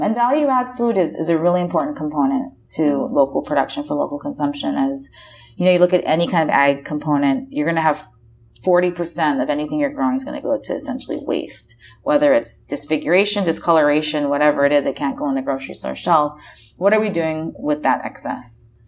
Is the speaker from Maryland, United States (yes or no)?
no; Oahu, Hawaii, United States; moved away as an adult; also born or lived in East Coast, United States / San Francisco, United States; I was born and raised on Oahu and then left to go to college on the East Coast and then lived in San Francisco for about 10 years